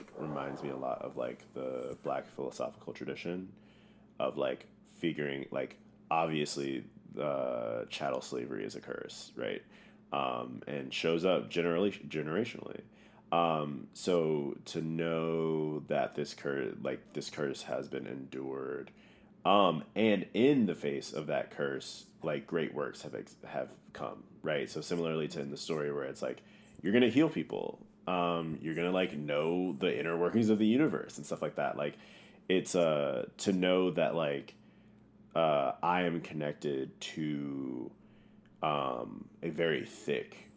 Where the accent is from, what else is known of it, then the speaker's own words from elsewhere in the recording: Missouri, United States; Growing up in Missouri, it's very segregated.